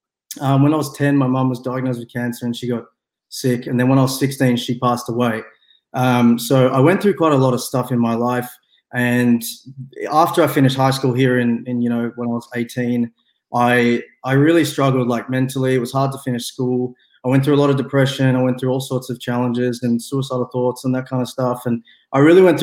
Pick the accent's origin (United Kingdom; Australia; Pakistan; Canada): Australia; Melbourne, Victoria; I'm from Australia as well. I'm from Melbourne, so it's nighttime here.